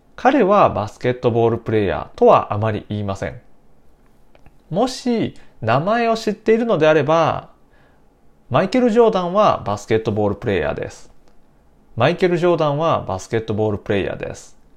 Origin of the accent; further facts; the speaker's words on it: Nara, Japan; 私の出身は奈良県です